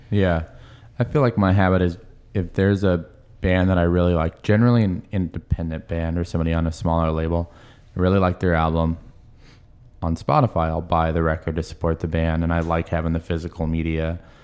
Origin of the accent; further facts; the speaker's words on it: Marysville, Washington, United States; I was from Marysville